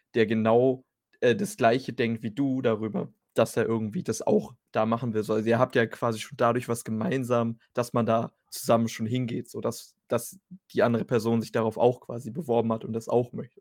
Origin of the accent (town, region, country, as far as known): Germany